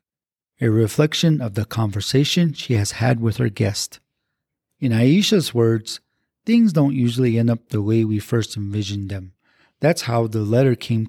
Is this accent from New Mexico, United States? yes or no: yes; Pueblo of Tamaya, New Mexico, United States; I am from the Pueblo of Tamaya, born and raised.